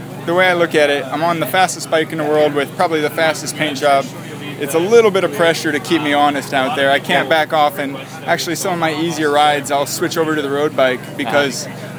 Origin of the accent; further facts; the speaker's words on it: Richmond, Virginia, United States; Richmond, Virginia.